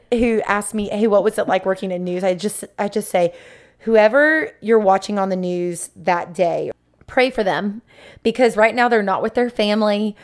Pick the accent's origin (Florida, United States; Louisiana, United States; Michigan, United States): Florida, United States; Sebring; I'm from Central Florida, grew up in Sebring